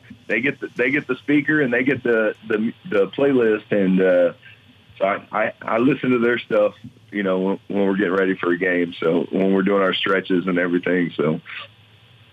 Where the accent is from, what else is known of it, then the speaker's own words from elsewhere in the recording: St. Louis, Missouri, United States; I grew up in St. Louis, and I've lost two NFL teams in my career as a St. Louis person